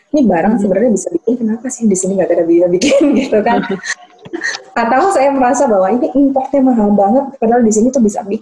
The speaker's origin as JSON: {"language": "Indonesian", "town": "Yogyakarta", "region": "Special Region of Yogyakarta", "country": "Indonesia", "tie": "born or raised there", "said": "uh, besar di Jogja um, jadi saya lihat seniman-seniman yang di Jogja"}